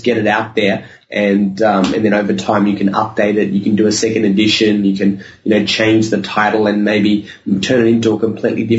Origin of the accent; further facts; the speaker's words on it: Sydney, New South Wales, Australia; I grew up in Sydney, Australia